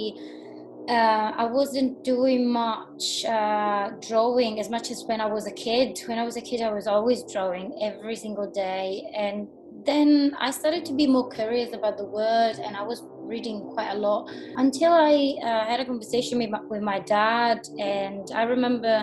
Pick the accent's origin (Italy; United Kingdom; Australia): Italy; Tuscany; I'm Italian, I'm from Tuscany, I'm from the coast